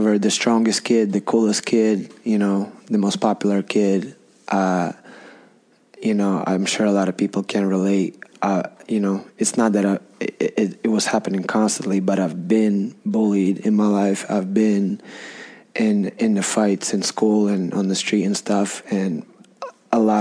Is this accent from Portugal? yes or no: no; Donetsk, Donetsk Oblast, Ukraine; first language Russian; English is a second language; I was born and raised in Donetsk, Ukraine